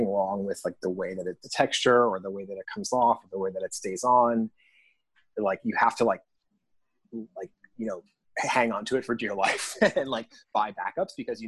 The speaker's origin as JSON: {"language": "English", "region": "Connecticut", "country": "United States", "tie": "born or raised there", "also_born_or_lived": "Manhattan, New York", "moved": "as an adult", "lives_now": "New York City, United States", "said": "I was born in Manhattan, so there's that. And I grew up in Connecticut, but I've been quote back since 2001"}